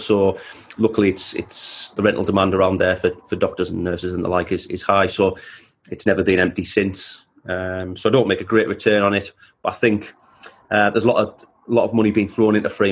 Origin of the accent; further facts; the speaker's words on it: Teesside, North East England, United Kingdom; also born or lived in Perth, Australia; a guy from Teesside, the same as me